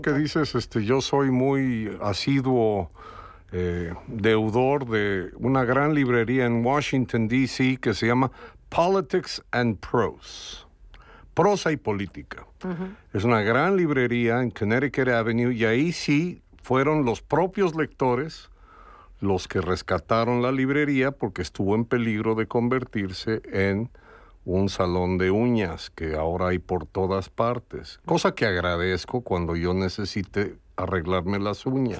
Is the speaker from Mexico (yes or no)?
yes; Mexico; now in Madrid, Spain; como mexicano